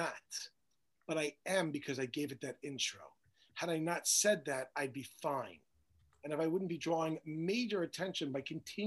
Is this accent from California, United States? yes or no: no; Woodmere, New York, United States; moved away as an adult; I grew up in Woodmere, New York